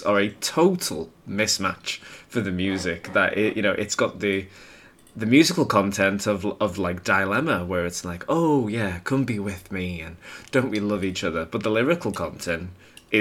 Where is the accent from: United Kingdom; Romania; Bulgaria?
United Kingdom; I'm a British, white, like, teenage gay boy at this time